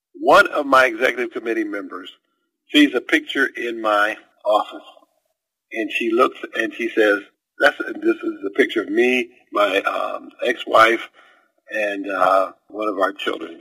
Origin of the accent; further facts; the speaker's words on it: 12 miles from Warren County, southern Ohio, United States; moved away as an adult; also born or lived in Maine; Warren County, Ohio, and my hometown is 12 miles away from where she was